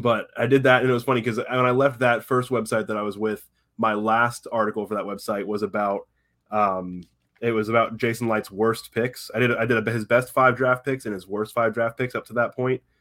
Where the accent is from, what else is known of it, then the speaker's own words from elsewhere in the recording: Tampa, Florida, United States; I grew up in Tampa, been around the Bucks my entire life